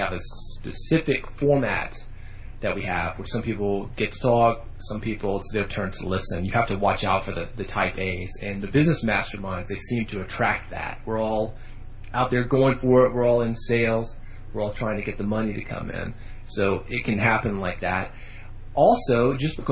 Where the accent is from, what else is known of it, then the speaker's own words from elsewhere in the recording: Nashville, Tennessee, United States; growing up in Nashville, music is what we